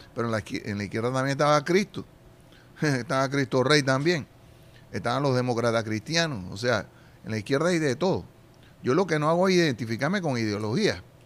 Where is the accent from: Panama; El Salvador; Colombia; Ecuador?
Panama